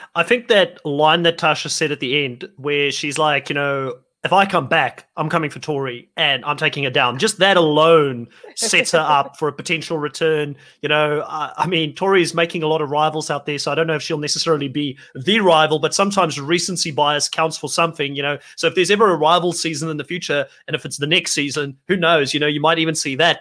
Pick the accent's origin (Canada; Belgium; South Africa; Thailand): South Africa; also born or lived in United States; I am from South Africa